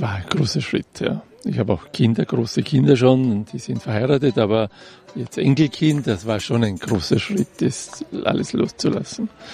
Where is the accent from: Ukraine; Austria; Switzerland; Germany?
Austria; Salzburg; moved away as an adult; now in Israel; Ich komme aus Salzburg